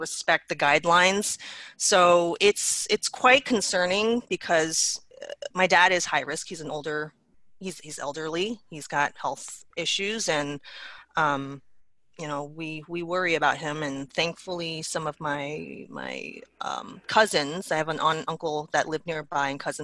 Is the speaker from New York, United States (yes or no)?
yes; New York City, New York, United States; moved away as an adult; now in Grand Rapids, United States; I am a native New Yorker, born and raised.